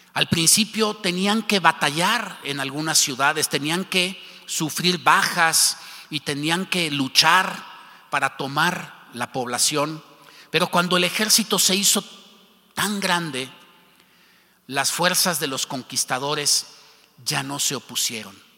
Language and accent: Spanish; Mexico; como mexicanos